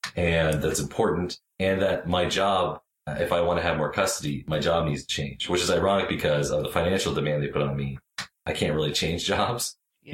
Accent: Canada; I'm Canadian

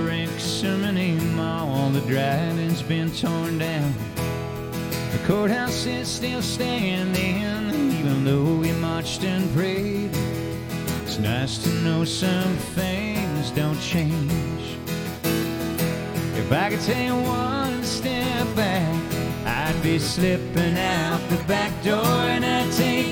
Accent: Hanover, Ontario, Canada; moved away; growing up in Hanover

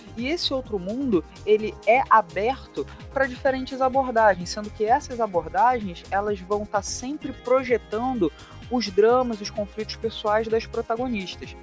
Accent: Rio de Janeiro, Brazil; accent: carioca; eu leciono na, na rede estadual aqui no Rio de Janeiro. Meu sotaque não permite negar esse chiado

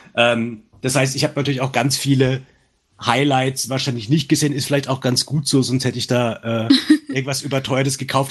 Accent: Franconia, Bavaria, Germany; accent: Franconian; mein dämlicher fränkischer Dialekt

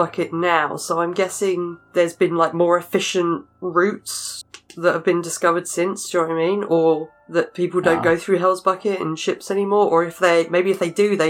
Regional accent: England, United Kingdom; I'm English.

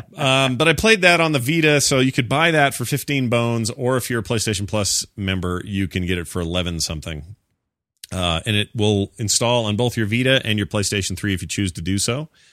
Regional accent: Utah, United States; I'm from Utah.

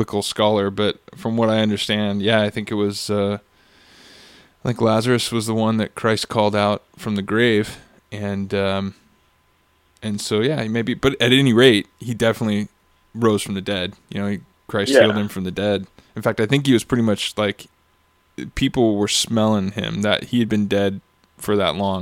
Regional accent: Costa Mesa, California, United States; I grew up in Costa Mesa, Newport area

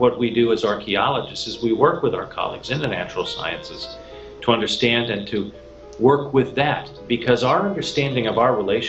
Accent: Canada; moved away; back home to Canada

